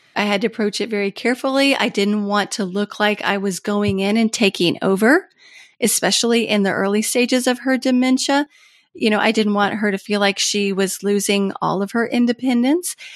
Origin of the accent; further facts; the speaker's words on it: Kentucky, United States; moved away as an adult; also born or lived in Washington, D.C.; I had moved to my home state of Kentucky, actually across the street from my mom